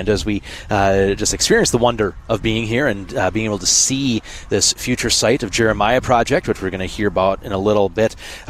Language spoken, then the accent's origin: English; Minnesota, United States; I'm a Minnesotan.